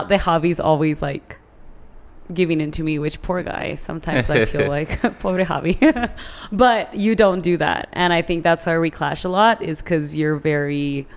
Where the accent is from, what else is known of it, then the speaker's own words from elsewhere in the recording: San Elizario, Texas, United States; I grew up in San Eli High School